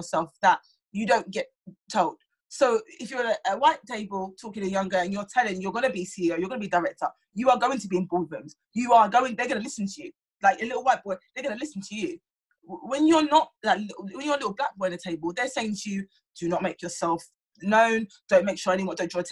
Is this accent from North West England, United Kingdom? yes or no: no; London, United Kingdom; I was raised in South London